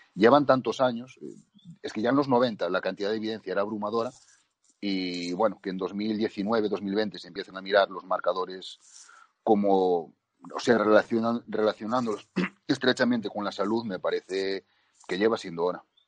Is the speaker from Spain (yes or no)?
yes; Spain; nosotros que somos de España